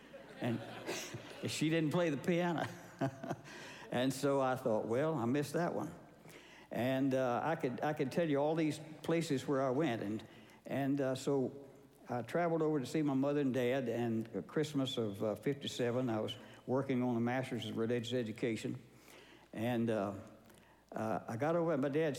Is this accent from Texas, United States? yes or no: yes; Texas, United States; also born or lived in Harlingen, Texas / Kilgore, Texas / Baytown, Texas / Beaumont, Texas; I was raised in Texas.